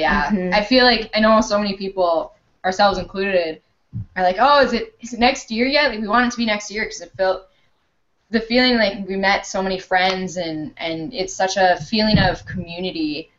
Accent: Minnesota, United States; we're from the Twin Cities.

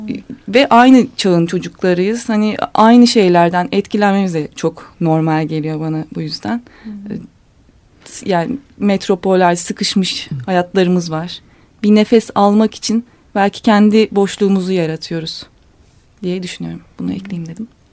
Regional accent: Eskişehir, Turkey; ben Eskişehir'liyim

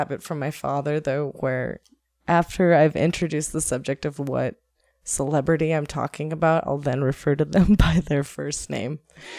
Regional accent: Seattle, Washington, United States; I was born in Seattle

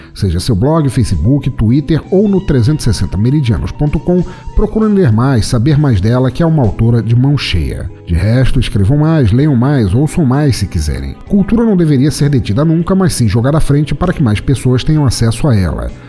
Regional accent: Santa Catarina, Brazil; eu sou de Santa Catarina

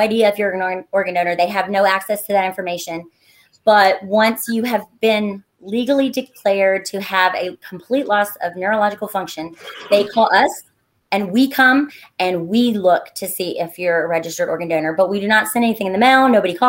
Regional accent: Kentucky, United States; I grew up in Greenup County, Kentucky, which is like 45 minutes from Huntington. And I grew up on a working farm out in the middle of nowhere.

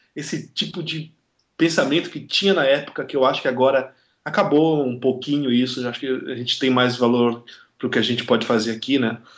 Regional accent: Belém, Pará, Brazil; moved away as an adult; now in Curitiba, Brazil; eu não sou de Curitiba, eu, moro, eu, eu não sou de tipo, Belém do Pará, então eu fui para Curitiba estudar

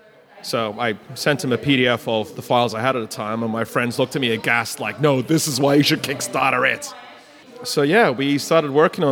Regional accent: Australia; born there; also born or lived in Asia; I'm a born Australian. It's Australian. Dad's Aussie. Mum's Dutch.

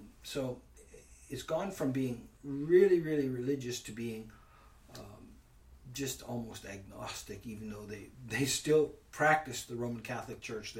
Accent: Northern Ontario, Canada; moved away as an adult; also born or lived in Ireland; I was from Northern Ontario, 40 below

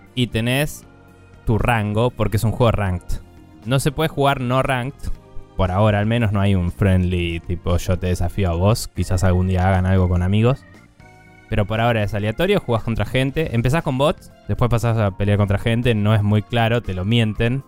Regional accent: Argentina; nosotros siendo argentinos

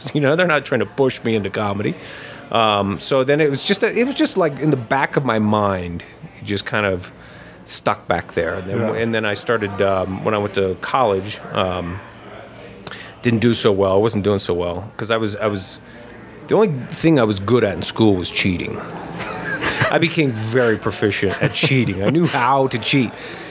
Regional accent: Lafayette, Indiana, United States; Indiana. {S3} Okay. {S1} Small town, Lafayette, Indiana.

